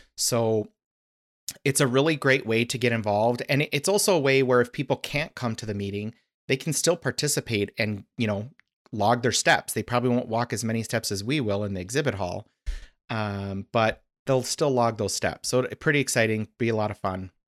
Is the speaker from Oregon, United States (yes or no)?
no; Arizona, United States; moved away; I grew up in Arizona, so it's always kinda fun to go back.